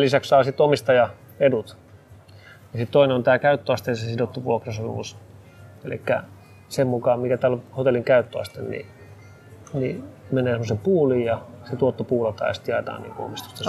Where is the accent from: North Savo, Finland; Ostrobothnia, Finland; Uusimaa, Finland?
Uusimaa, Finland; Espoo; mä oon itse paikallisia täältä, mä Espoosta, Espoosta kotoisin